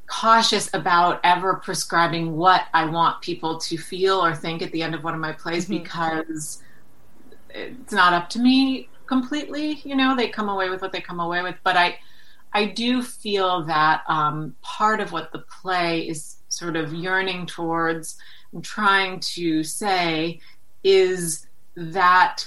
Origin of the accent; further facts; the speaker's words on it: New York City, New York, United States; Growing up in New York City